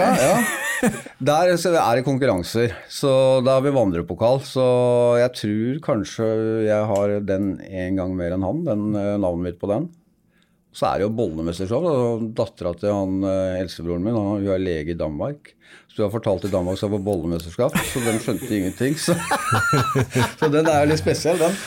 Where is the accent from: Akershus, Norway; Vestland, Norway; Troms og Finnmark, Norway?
Akershus, Norway; Vestby; var født og oppvokst ute i Vestby, rett utafor Oslo